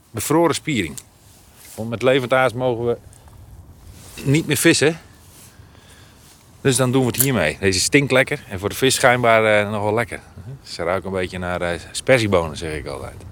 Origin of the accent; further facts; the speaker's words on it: Friesland, Netherlands; En we komen helemaal uit Friesland. Dus dan is dit een mooie, mooie route om even te rijden en even te vissen een dagje.